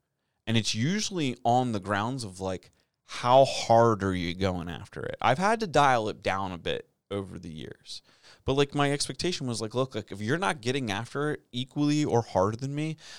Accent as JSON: {"language": "English", "country": "United States", "said": "We're Americans."}